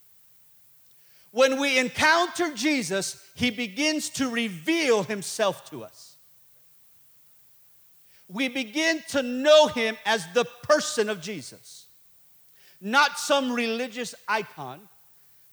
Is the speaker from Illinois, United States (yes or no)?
yes; Chicago, Illinois, United States; I'm from Chicago